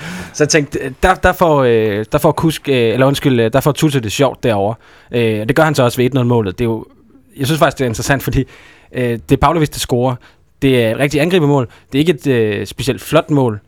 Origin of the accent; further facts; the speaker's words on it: Aarhus, Central Denmark Region, Denmark; moved away; jeg kommer fra Aarhus af